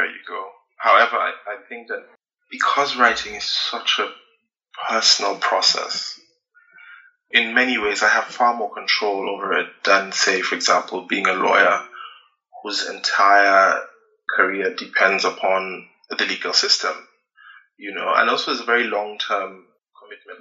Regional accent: Nigeria; as a Nigerian, as a Black person

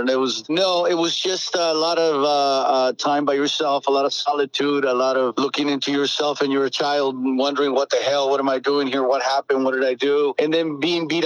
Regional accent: Tecate, Baja California, Mexico; also born or lived in Tijuana; I was born in Tijuana, and I spent a little time in Tijuana because then I grew up in an orphanage in Tecate

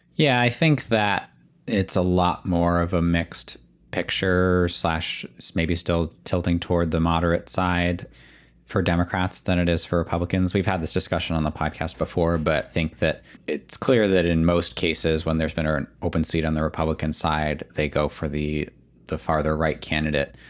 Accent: Boston, Massachusetts, United States; as a Bostonian

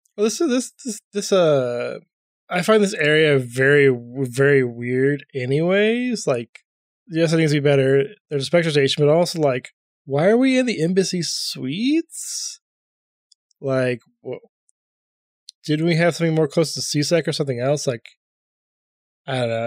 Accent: Columbus, Ohio, United States; I'm from Columbus

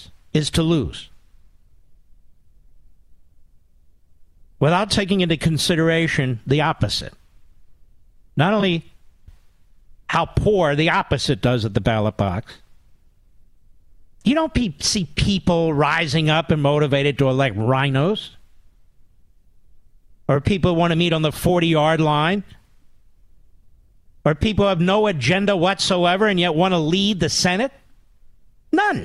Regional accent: Philadelphia, Pennsylvania, United States; moved away; Philadelphia, Pennsylvania, my hometown

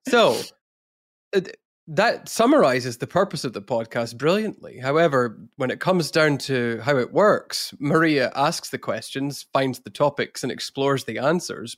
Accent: Scotland, United Kingdom; I'm Scottish

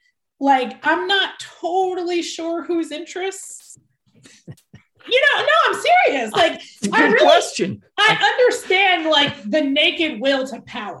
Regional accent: Philadelphia, Pennsylvania, United States; So I'm from Philadelphia, where we had our first Black mayor when I was young, Wilson Good, and that was in the 80s.

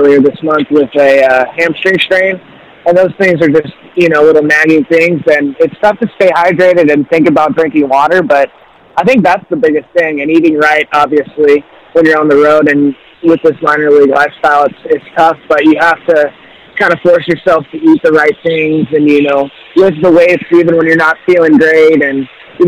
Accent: Boise, Idaho, United States; I'm from Boise, Idaho originally

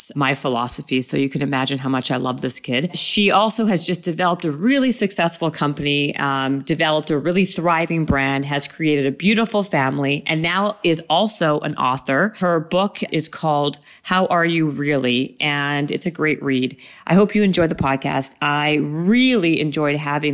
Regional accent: Winnipeg, Manitoba, Canada; I'm from Winnipeg

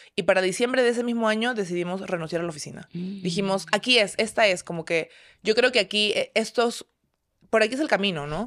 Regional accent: Peru; soy de Perú, tengo 30 años ya

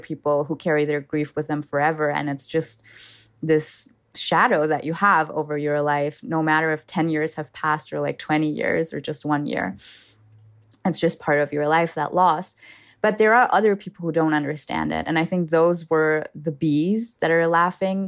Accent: Germany; first language German; English is a second language; moved away as an adult; I was born and raised in Germany, and I lived there for twenty years, so I consider German my first language

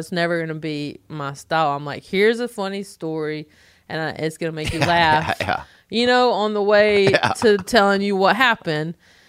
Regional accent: the South, United States; I'm like, well, I'm from the South.

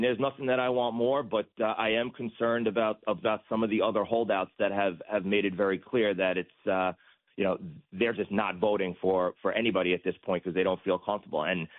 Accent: New York, United States; as a New Yorker, as a retired NYPD detective, I get that.

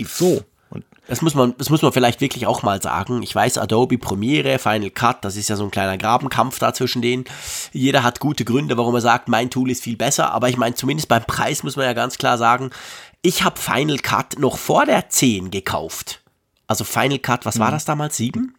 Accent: Switzerland; bei uns in der Schweiz

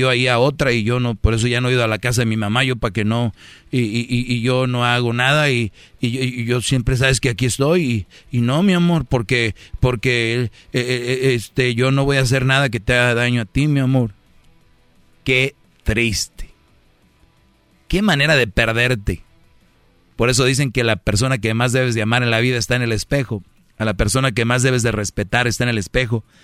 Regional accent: Mexico; Es que le engañó un mexicano. Yo soy de México.

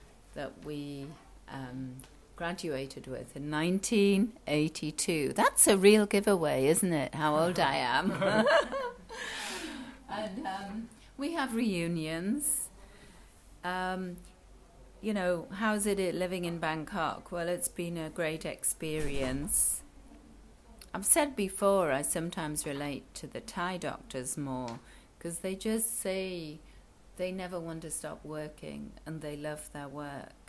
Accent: Newcastle upon Tyne, North East England, United Kingdom; moved away as an adult; also born or lived in New Zealand; now in Thailand; I grew up in Newcastle upon Tyne in the north of England, and I became a doctor, went to medical school there

